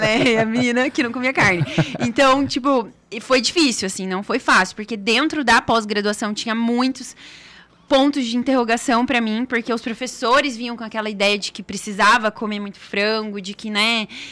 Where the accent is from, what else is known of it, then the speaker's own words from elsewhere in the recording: Foz do Iguaçu, Paraná, Brazil; moved away; Sou de Foz do ah. Iguaçu, estudei lá, morei lá boa parte da minha vida.